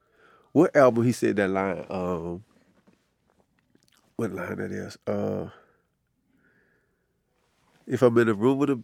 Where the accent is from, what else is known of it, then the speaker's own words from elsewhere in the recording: New Orleans, Louisiana, United States; I didn't rap like I was from New Orleans